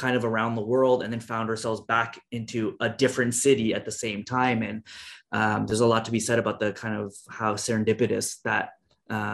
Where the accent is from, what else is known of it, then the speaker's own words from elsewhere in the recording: Toronto, Ontario, Canada; moved away as an adult; now in San Francisco, United States; my wife and I, we're both from Toronto originally